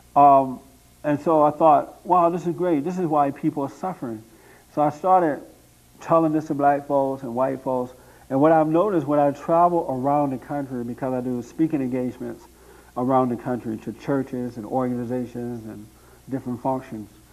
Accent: Tuskegee, Alabama, United States; moved away as an adult; now in Los Angeles, United States; I grew up in Alabama, right outside of Tuskegee, Alabama, near Montgomery, Alabama, on a plantation there

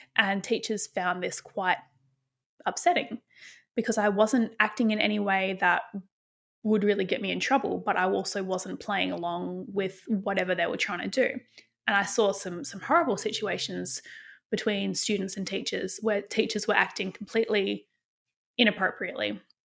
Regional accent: Bunbury, Western Australia, Australia; growing up in Western Australia in a place called Bunbury

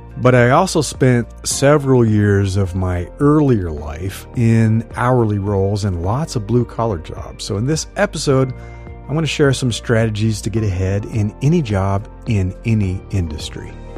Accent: Midwest, United States; I grew up in the Midwest

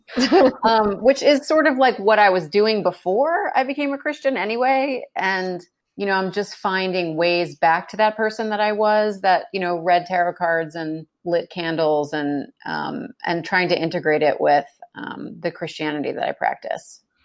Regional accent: United States; moved away as an adult; also born or lived in New York / New Jersey / Brooklyn; now in Houston, United States; growing up in New, New York and New Jersey

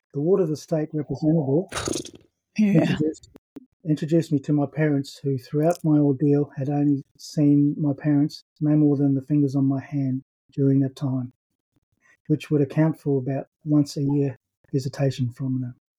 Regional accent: Brisbane, Queensland, Australia; I was born in 1960 in Brisbane.

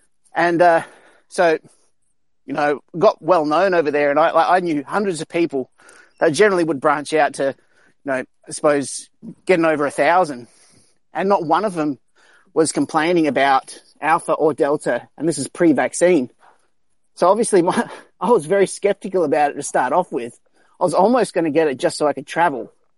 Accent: Indonesia; also born or lived in South Australia; now in Australia; I'm from South Australia, which is probably one of the safest places in Australia when it comes around to this virus, because we're not really overpopulated or anything like that. But I grew up in Indonesia

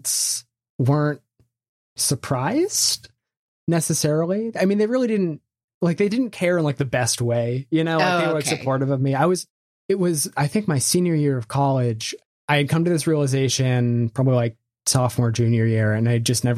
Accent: Bethesda, Maryland, United States; also born or lived in Vermont; I was raised in Bethesda, Maryland

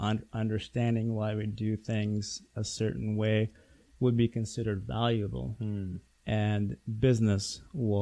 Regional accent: Pakistan; moved away; I grew up in Pakistan

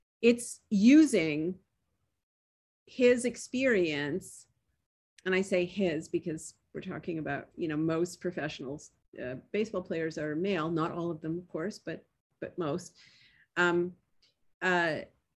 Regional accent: Toronto, Ontario, Canada; moved away; I was born in Toronto. I grew up Canadian

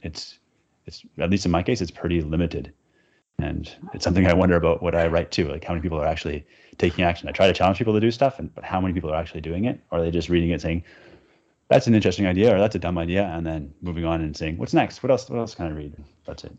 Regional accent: Vancouver, British Columbia, Canada; I grew up in Vancouver, Canada

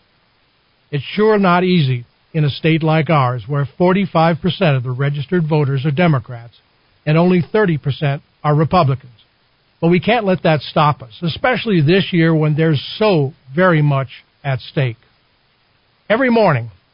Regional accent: Wisconsin, United States; moved away as an adult; also born or lived in Washington, D.C.; now in New Mexico, United States; my home state of Wisconsin

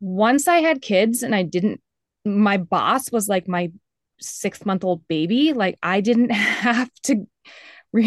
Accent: Greenwich, Connecticut, United States; I grew up in Greenwich, Connecticut

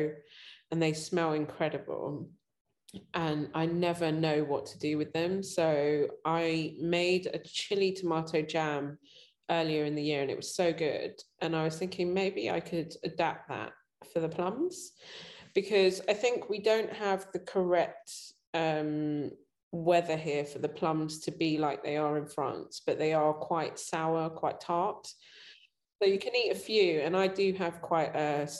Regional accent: London, United Kingdom; I grew up and I was born in London

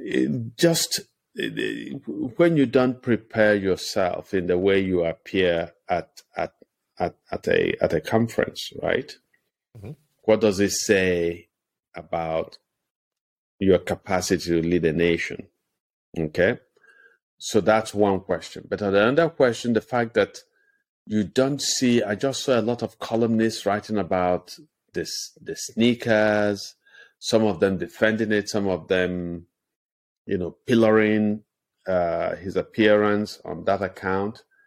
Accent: Nigeria; moved away; my hometown

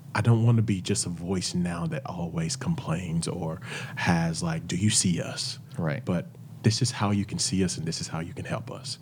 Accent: Wrightsville, Arkansas, United States; also born or lived in Little Rock, Arkansas / Jonesboro, Arkansas / Orlando, Florida; I actually lived 30 minutes outside of Little Rock. It's a little town called Wrightsville, Arkansas. And we grew up, uh, where my grandparents owned businesses

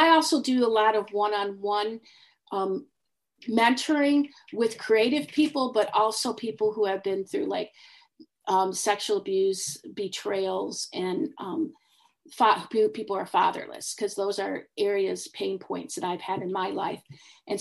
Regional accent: Detroit, Michigan, United States; moved away; I grew up in Detroit

